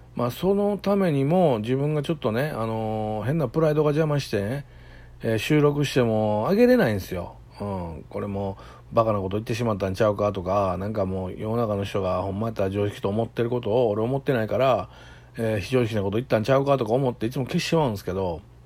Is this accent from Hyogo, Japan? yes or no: yes; Kobe, Hyogo, Japan; 僕神戸のとあるね超超超超下町で生まれました。